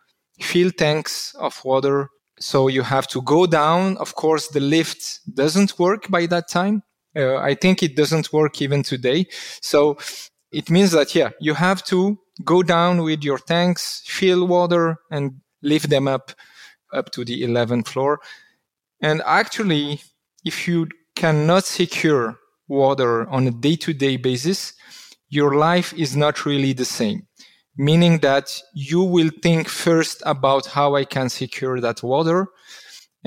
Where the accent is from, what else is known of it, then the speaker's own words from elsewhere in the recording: Constantine, Constantine Province, Algeria; now in Switzerland; I was born in Algeria, in Constantine